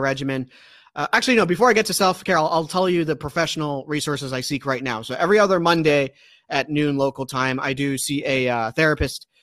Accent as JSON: {"language": "English", "region": "Maryland", "country": "United States", "said": "my home state, which is Maryland"}